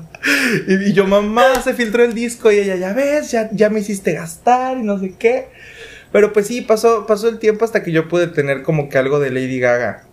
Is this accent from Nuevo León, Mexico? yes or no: no; Veracruz, Mexico; Nosotros somos de Veracruz, entonces estábamos en mi mamá trabajaba en una cafetería